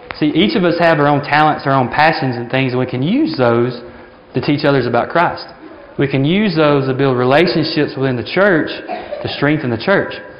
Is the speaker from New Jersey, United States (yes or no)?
no; Alabama, United States; moved away as an adult; now in Africa; I was from Alabama, but I actually lived in Africa